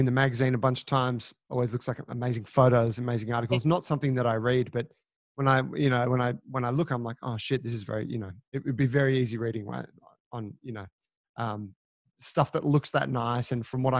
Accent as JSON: {"language": "English", "area": "Drummoyne, Sydney", "region": "New South Wales", "country": "Australia", "tie": "born or raised there", "also_born_or_lived": "Gladesville, Sydney", "said": "I grew up in Des Moines."}